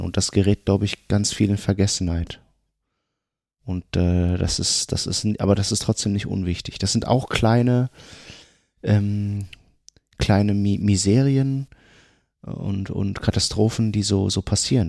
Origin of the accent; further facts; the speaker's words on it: Germany; ich sind ja auch Migranten und wir leben seitdem wir geboren sind in Deutschland